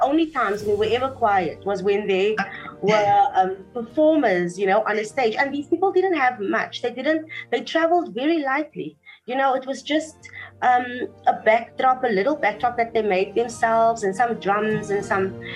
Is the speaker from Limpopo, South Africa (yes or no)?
no; Cape Town, Western Cape, South Africa; moved away as an adult; also born or lived in Humansdorp, Eastern Cape; now in Johannesburg, South Africa; I was born there and raised in Cape Town. So when I was 1 year old, my parents moved to Cape Town, and that's where I had most of my upbringing, my schooling and everything